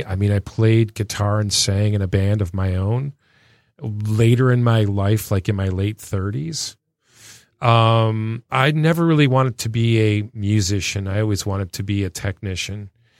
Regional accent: Clinton Township, Michigan, United States; moved away as an adult; also born or lived in West Virginia / Sacramento; I was born and raised in Clinton Township, Harrington and Grosbeck. Went to school at De La Salle, downtown Detroit. Left in 1977 to go on a swimming scholarship in West Virginia.

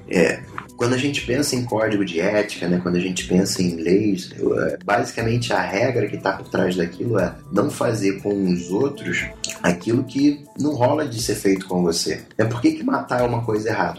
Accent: Brazil; eu sou brasileiro

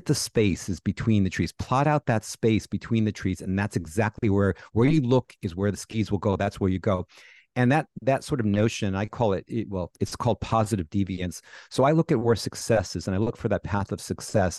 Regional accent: New York, United States; I'm a New Yorker

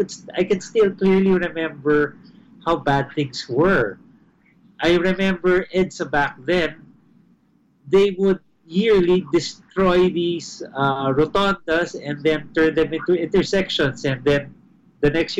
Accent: Philippines; also born or lived in Manila; as a Filipino resident, as someone who actually resides in the country

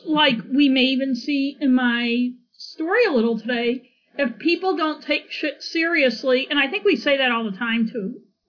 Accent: Augusta, Maine, United States; We grew up in Augusta

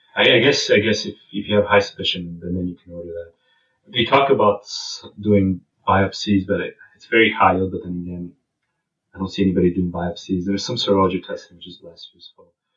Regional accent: Canada; we're from Canada

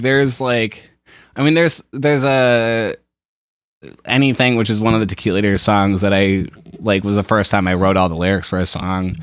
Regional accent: Shelby Township, Michigan, United States; I grew up out in Shelby Township, Utica area, and it's, like, very suburban out there

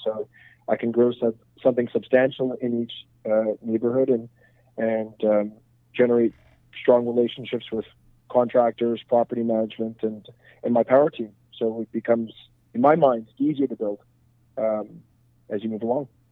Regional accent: Montreal, Quebec, Canada; So I'm born and raised in Montreal.

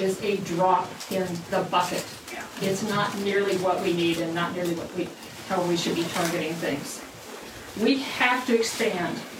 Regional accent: Richmond, Indiana, United States; now in Bloomington, United States; I grew up in Richmond

